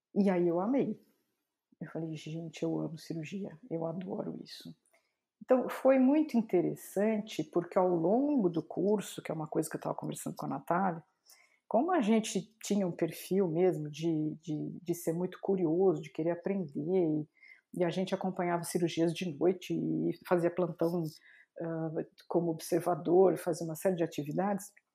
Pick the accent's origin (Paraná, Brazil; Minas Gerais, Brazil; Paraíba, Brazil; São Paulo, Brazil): São Paulo, Brazil; Santo André; eu nasci em Santo André, morava em Santo André nessa época ainda